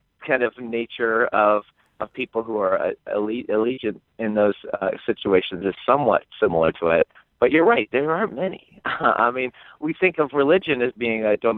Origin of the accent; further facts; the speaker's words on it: Cincinnati, Ohio, United States; now in Indiana, United States; I grew up in Cincinnati